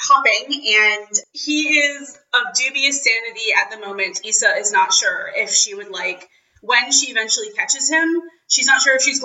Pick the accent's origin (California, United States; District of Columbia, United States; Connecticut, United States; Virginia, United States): District of Columbia, United States; Washington; moved away as an adult; now in Edinburgh, United Kingdom; I grew up running around the Smithsonian Museums.